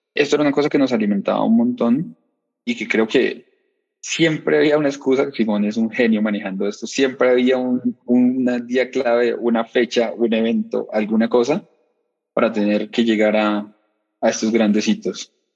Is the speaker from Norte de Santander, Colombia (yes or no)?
yes; Pamplona, Norte de Santander, Colombia; moved away as an adult; now in Bogotá, Colombia; vengo de Pamplona, Pamplona es una cosa que es cerquita de Venezuela. Me vine a Bogotá